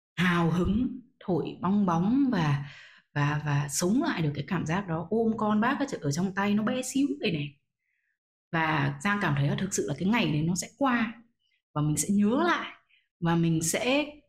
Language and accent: Vietnamese; Vietnam; mình là một người Việt Nam